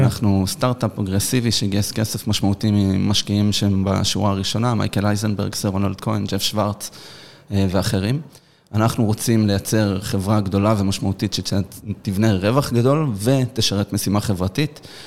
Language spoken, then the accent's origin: Hebrew; Petah Tikva, Central District, Israel; גדלנו בפתח תקווה, נולדנו בפתח תקווה